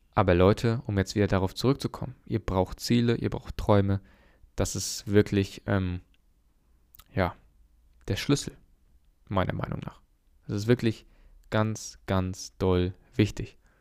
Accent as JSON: {"language": "German", "country": "Germany", "said": "bei uns in Deutschland"}